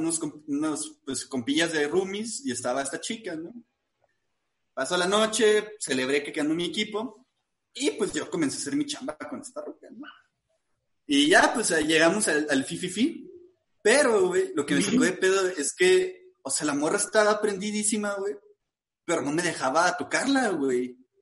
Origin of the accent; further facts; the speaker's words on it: northern Mexico, Mexico; como buen norteño